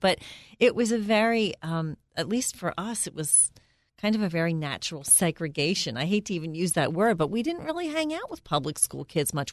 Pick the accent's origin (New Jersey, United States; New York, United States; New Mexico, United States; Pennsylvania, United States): Pennsylvania, United States; Philadelphia; moved away as an adult; now in Bucks County, United States; I was raised in Northeast Philly